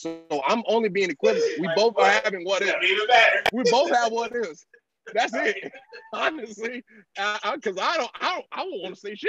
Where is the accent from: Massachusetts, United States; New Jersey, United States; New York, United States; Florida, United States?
Florida, United States; I'm from Florida.